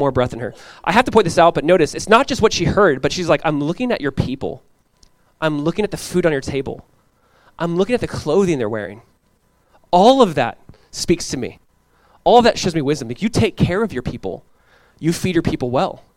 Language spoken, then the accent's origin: English; Southern California, United States; Growing up in Southern California, I went to Calvary